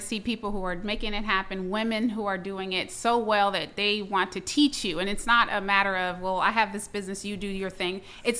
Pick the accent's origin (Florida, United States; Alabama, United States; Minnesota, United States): Florida, United States; I'm originally from Florida.